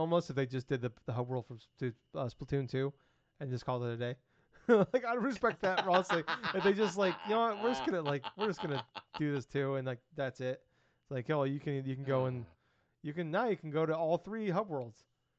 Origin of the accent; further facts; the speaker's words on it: United States; I'm an American.